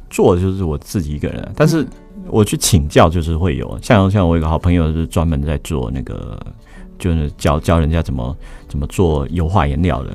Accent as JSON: {"language": "Chinese", "country": "Taiwan", "said": "我们台湾人"}